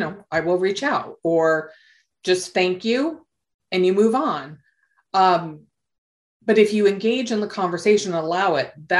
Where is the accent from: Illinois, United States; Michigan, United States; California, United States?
California, United States; Southern; I was born and raised here in Southern California